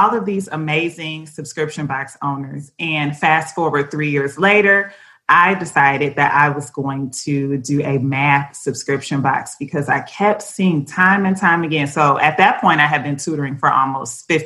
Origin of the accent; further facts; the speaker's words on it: Detroit, Michigan, United States; my hometown, Detroit